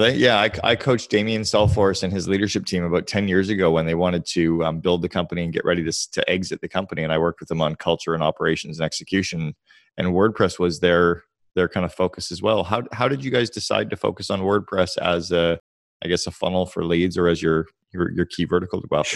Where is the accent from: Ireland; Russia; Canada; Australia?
Canada; now in United States; I'm Canadian, but live in the U S